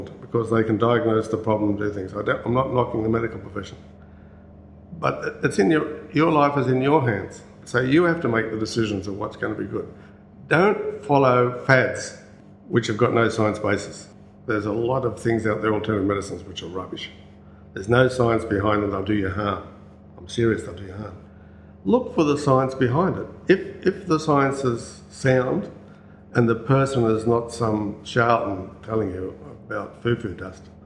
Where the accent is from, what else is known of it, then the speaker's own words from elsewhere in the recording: Newcastle, New South Wales, Australia; moved away; I come from Newcastle. I went to Newcastle University College when I first started